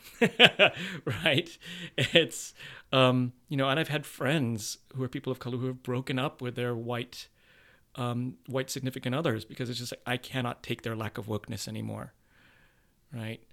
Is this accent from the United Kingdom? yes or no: no; United States; being raised Asian in this country and being, and sort of culturally where I'm at as a Filipino man